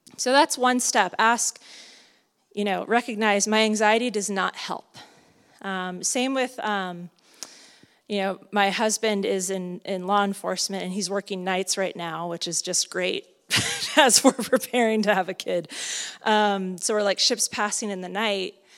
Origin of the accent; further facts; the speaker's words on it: Southern California, United States; now in Santa Cruz, United States; I'm from Southern California